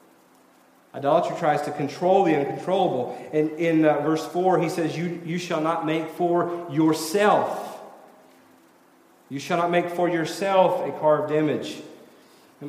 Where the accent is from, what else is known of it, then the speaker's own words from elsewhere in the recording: Tennessee, United States; moved away; I'm from Tennessee